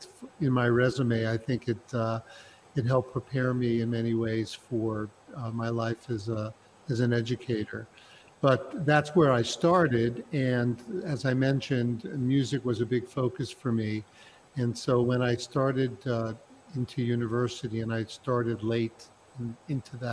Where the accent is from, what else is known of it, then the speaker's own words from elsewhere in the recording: New York City, New York, United States; moved away as an adult; now in Prague, Czech Republic; I was born and raised in New York City. I was born in Brooklyn, raised in Brooklyn, Queens, and Manhattan